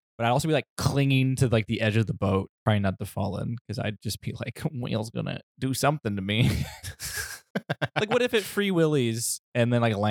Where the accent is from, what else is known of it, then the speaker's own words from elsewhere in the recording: Midwest, United States; also born or lived in Detroit; we're from the Midwest.